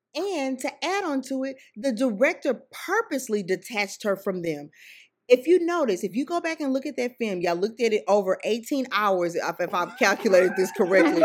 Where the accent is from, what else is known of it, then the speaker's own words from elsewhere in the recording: Sugar Land, Texas, United States; I grew up in Sugarland, Texas.